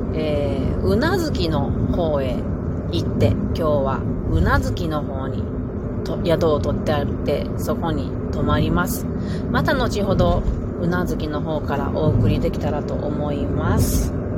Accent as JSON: {"language": "Japanese", "region": "Pacific side of Japan", "country": "Japan", "tie": "born or raised there", "said": "私たちは太平洋側に育った人間なので"}